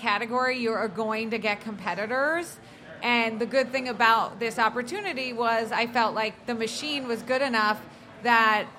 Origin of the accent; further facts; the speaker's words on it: New Jersey, United States; I grew up in New Jersey, went to Duke